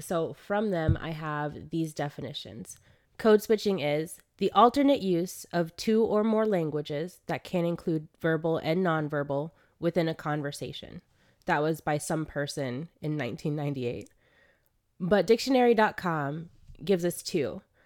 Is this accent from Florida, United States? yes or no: yes; South Florida, United States; moved away; also born or lived in New York; I come from Florida